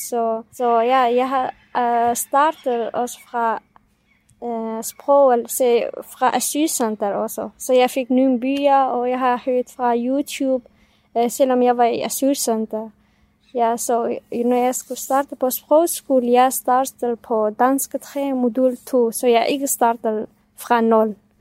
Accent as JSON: {"language": "Danish", "country": "Syria", "first_language": "Kurdish", "second_language": "Danish", "moved": "yes", "lives_now": "Denmark", "said": "vi er kurder fra Syrien, så vi taler kurdisk"}